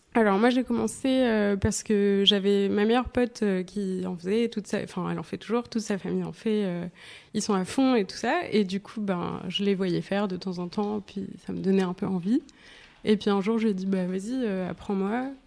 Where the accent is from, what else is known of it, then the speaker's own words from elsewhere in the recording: Nice, Provence-Alpes-Côte d'Azur, France; je viens de Nice